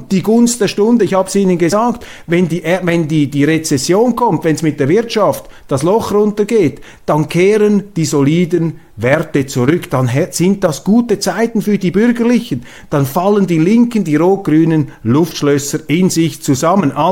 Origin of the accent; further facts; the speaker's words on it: Switzerland; Als Schweizer können Sie mir glauben, also ich habe, ähm, wir haben hier ein durchaus intaktes Gespür für Demokratien.